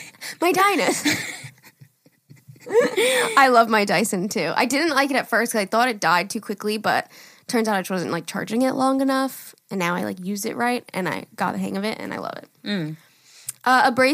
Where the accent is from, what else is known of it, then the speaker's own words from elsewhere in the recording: Minnesota, United States; I'm from Minnesota, so winters are cold.